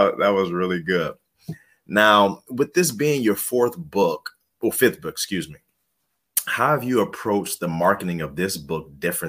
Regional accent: Cleveland, Ohio, United States; we're from Cleveland, Ohio

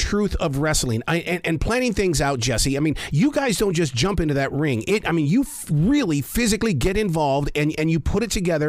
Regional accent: Billings, Montana, United States; I grew up in Billings, Montana.

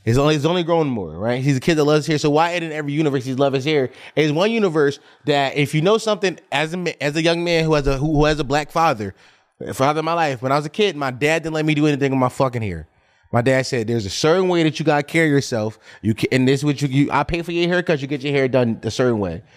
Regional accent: Philadelphia, Pennsylvania, United States; I grew up on Bevere Street in North Philly

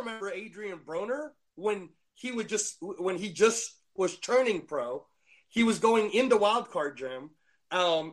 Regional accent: Philippines; in the Philippines, we were already heavily into boxing

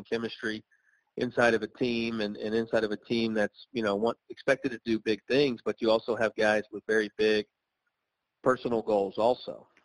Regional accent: Myrtle Beach, South Carolina, United States; I grew up in Myrtle Beach, and I love the area

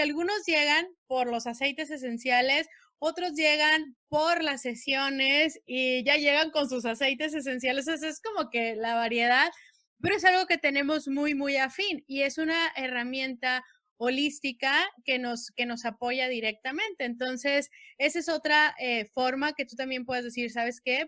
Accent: Sonora, Mexico; moved away; also born or lived in Mexicali, Baja California; Soy nacida en Sonora

